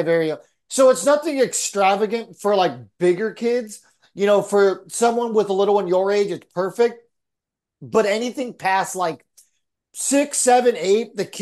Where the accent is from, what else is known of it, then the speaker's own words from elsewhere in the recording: San Diego, California, United States; moved away; also born or lived in Texas; growing up in San Diego